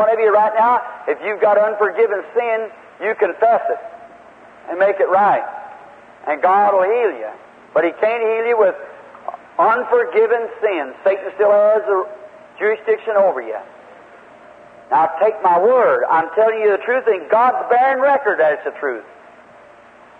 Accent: Indiana, United States; Indiana, my home state

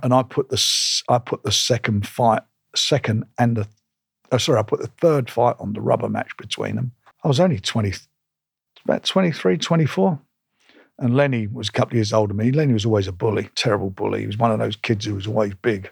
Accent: London, United Kingdom; I was born in Islington

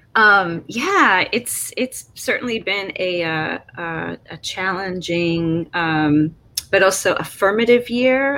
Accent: Chicago, Illinois, United States; growing up in Chicago

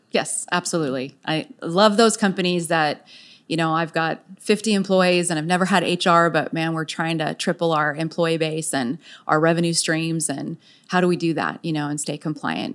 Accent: San Diego, California, United States; also born or lived in Virginia / Texas; now in Frisco, United States; I was born and raised in San Diego

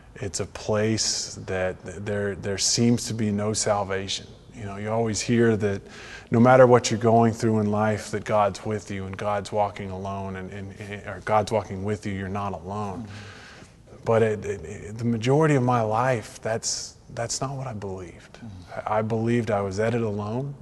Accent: Texas, United States; moved away as an adult; now in Franklin, United States; I, I, was born in Texas, lived in Texas, raised in Texas

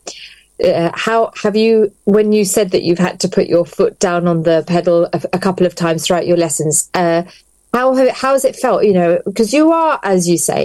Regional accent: London, United Kingdom; now in Luton, United Kingdom; I was born and bred in London

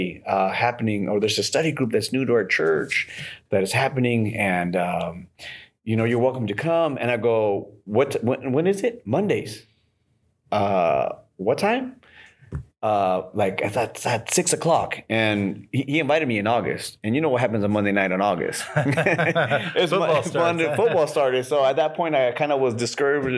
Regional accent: Bakersfield, California, United States; I'm a Peruvian born in the United States, first generation

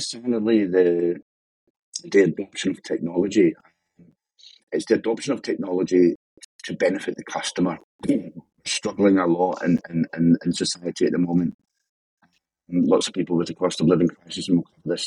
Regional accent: Scotland, United Kingdom; also born or lived in Glasgow; now in Edinburgh, United Kingdom; as you can hear, I'm Scottish

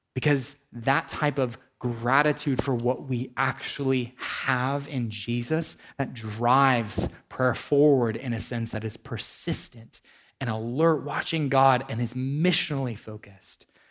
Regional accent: United States; as an American

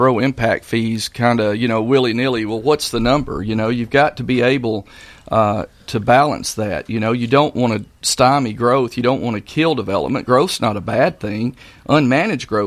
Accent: Maury County, Tennessee, United States; I was born and raised right here in Maury County. Been here pretty much my whole life

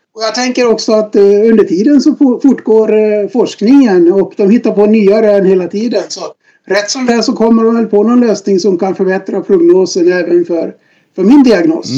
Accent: Dalarna County, Sweden; moved away as an adult; now in Stockholm, Sweden; född och uppvuxen i Dalarna, ute på landet i en eh, liten by i Sverige

